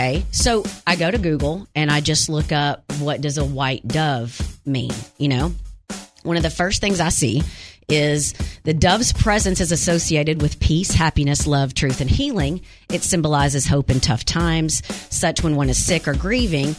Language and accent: English; Wynne, Arkansas, United States; moved away; I'm from Wynn, the city with a smile